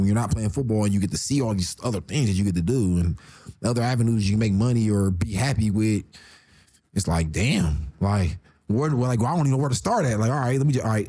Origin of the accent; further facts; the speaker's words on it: Columbus, Ohio, United States; also born or lived in Reynoldsburg, Ohio; I went to school in Reynoldsburg, but I'm from Columbus, Ohio.